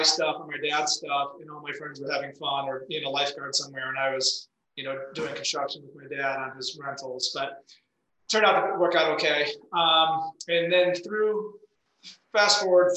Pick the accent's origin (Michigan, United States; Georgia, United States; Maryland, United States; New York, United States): Michigan, United States; Detroit; moved away as an adult; now in Utah, United States; I'm from Detroit, but I've been in Utah for about 21 years now. And I moved out here after college to ski